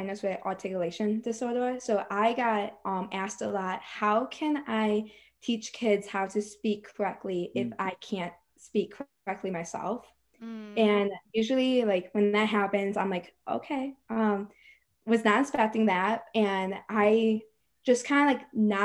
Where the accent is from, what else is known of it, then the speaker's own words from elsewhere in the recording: Michigan, United States; I'm from Michigan